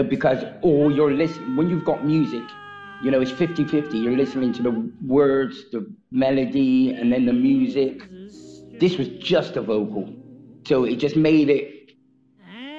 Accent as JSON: {"language": "English", "region": "England", "country": "United Kingdom", "said": "I'm from England"}